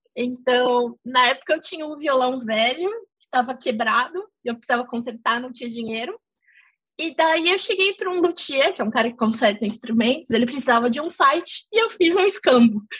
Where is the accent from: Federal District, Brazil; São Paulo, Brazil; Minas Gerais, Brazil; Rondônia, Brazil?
São Paulo, Brazil; moved away as an adult; also born or lived in Netherlands; now in London, United Kingdom; eu sou de São Paulo.